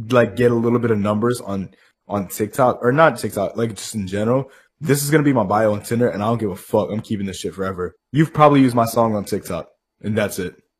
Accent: Newport News, Virginia, United States; I'm from Newport News. Just shout out 757.

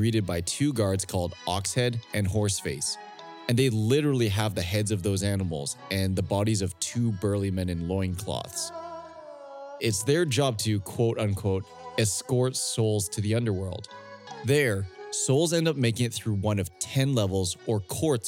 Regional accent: Canada; moved away as an adult; now in Hong Kong; I'm Chinese, born and raised in Canada

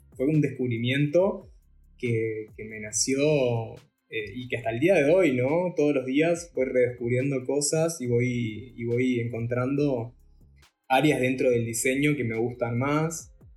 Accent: Salto, Uruguay; yo soy de Salto

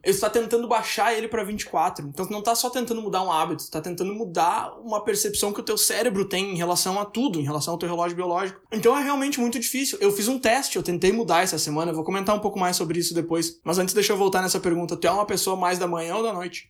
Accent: Brazil; moved away as an adult; eu saí do Brasil

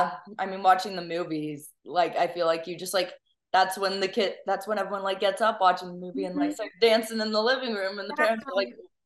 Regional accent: Texas, United States; as a Texan, because I'm from Texas

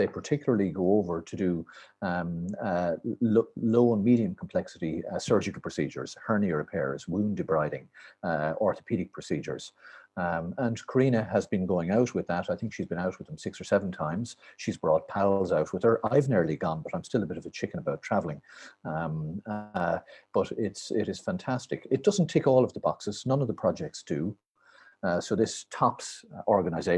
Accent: Ireland; when I was growing up, we were all incredibly boring, I'm afraid, white, Catholic

